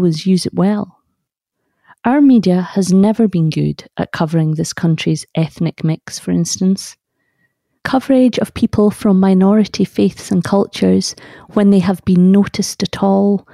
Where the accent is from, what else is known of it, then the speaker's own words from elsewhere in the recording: Carnoustie, Scotland, United Kingdom; where I grew up in Carnoustie